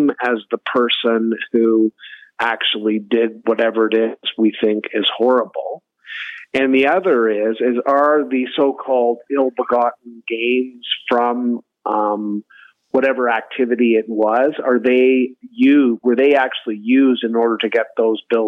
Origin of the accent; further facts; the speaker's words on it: Kingston, Ontario, Canada; my hometown, Kingston